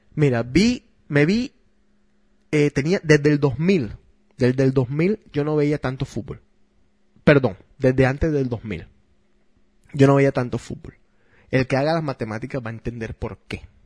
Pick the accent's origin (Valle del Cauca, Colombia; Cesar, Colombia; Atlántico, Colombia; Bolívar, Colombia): Atlántico, Colombia; Barranquilla; obviamente soy barranquillero, soy colombiano